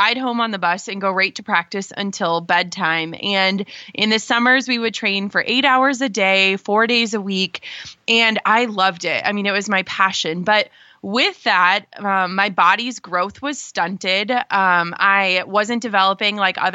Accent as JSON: {"language": "English", "region": "Minnesota", "country": "United States", "tie": "born or raised there", "said": "I grew up in Minnesota"}